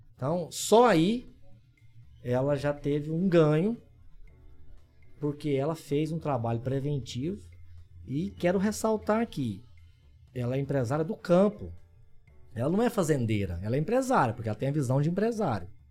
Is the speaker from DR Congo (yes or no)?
no; Orizona, Goiás, Brazil; lá da minha cidade, de Orizona